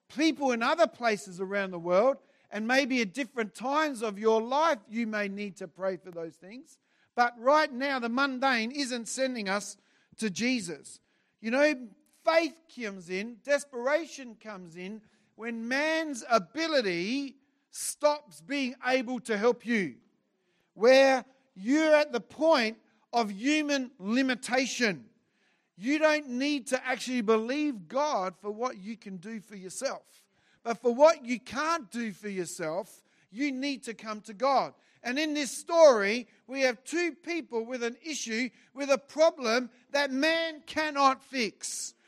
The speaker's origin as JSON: {"language": "English", "town": "Adelaide", "region": "South Australia", "country": "Australia", "tie": "born or raised there", "moved": "as an adult", "lives_now": "Brisbane, Australia", "said": "I grew up in Adelaide. I was here for forty-eight years"}